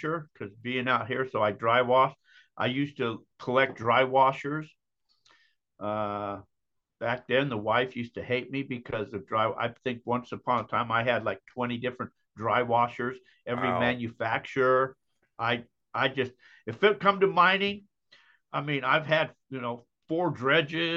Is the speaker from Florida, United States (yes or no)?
no; Utah, United States; moved away; I'm originally from Utah